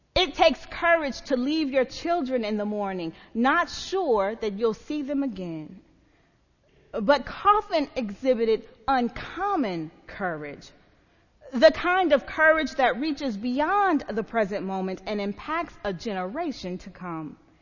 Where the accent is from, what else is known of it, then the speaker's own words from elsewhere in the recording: the South, United States; I'm from the South, and in the South, we sang a whole lot of Southern country hymns.